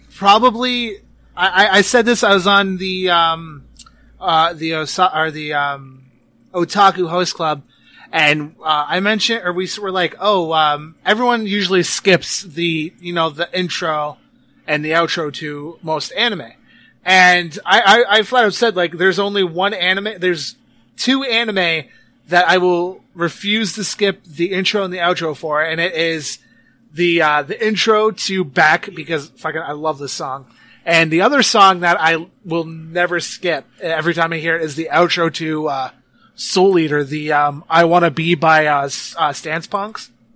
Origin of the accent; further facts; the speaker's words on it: Canada; I'm from Canada